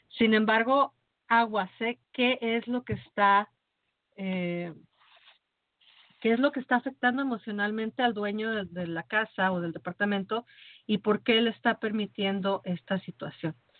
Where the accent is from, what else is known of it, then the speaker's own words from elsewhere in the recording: Mexico; como mexicana